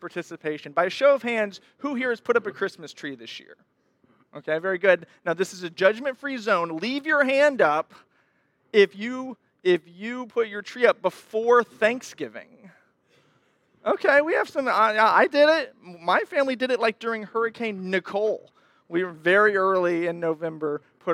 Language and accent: English; Texas, United States; moved away as an adult; I lived the first 24 years of my life in Texas. I'm from Texas